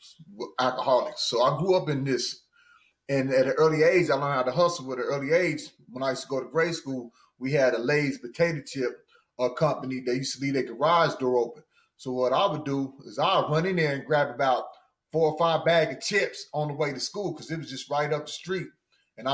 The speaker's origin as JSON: {"language": "English", "region": "central Missouri", "country": "United States", "also_born_or_lived": "Kansas", "said": "I'm originally from Missouri, a little bit east of Kansas City. I'm on central Missouri."}